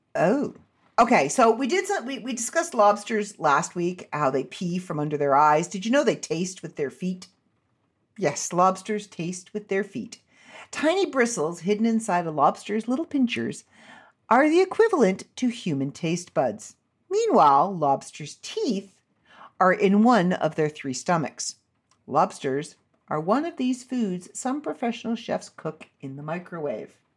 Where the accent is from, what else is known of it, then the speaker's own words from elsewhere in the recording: Canada; I'm Canadian